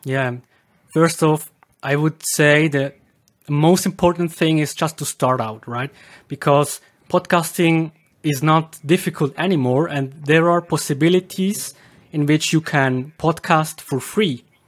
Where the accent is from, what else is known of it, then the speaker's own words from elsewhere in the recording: Switzerland; accent: Swiss German dialect; English is a second language; in Switzerland my dialect is supposed to be very exotic